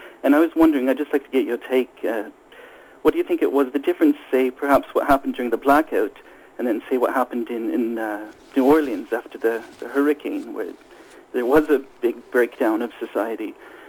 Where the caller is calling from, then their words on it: Sweden; I'm calling from Sweden.